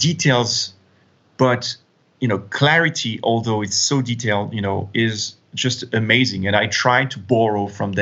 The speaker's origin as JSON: {"language": "English", "country": "France", "tie": "born or raised there", "also_born_or_lived": "United States", "said": "I'm French, as you said, and I've been educated in France"}